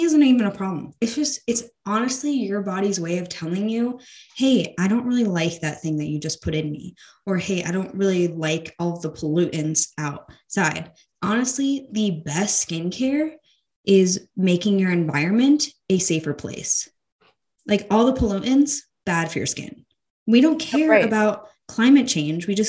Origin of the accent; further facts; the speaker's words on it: United States; being an American woman